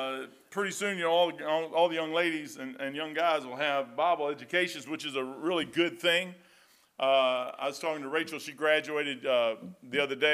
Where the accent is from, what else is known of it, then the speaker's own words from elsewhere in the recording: Kentucky, United States; I'm dumb hillbilly from Kentucky.